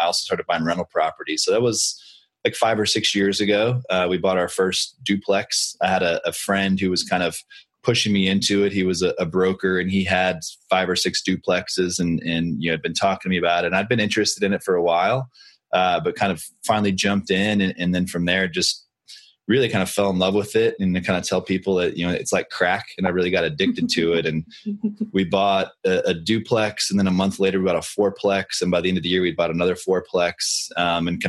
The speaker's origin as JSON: {"language": "English", "town": "Austin", "region": "Texas", "country": "United States", "tie": "born or raised there", "said": "I live in Austin, Texas, and I grew up in Austin"}